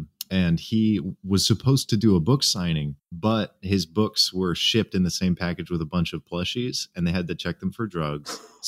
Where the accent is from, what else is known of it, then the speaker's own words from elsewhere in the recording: Central California, United States; now in Washington, United States; I went back to Central California and there is a place in my hometown called Sequoia Brewing Company.